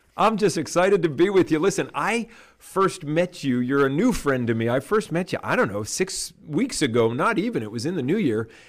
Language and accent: English; Canada; I'm a Canadian and we grew up in canoes